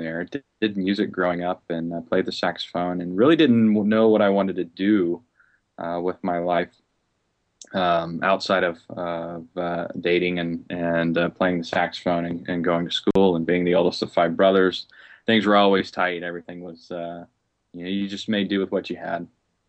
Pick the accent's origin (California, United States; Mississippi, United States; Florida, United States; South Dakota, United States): Mississippi, United States; Biloxi; born there; also born or lived in Seattle, Washington / Las Vegas, Nevada / Alamogordo; I was born in Biloxi, Mississippi, so I'm a Southern boy. My father was in the Air Force, so what that meant for me is I moved every 4 years, so I didn't stay in the South too long.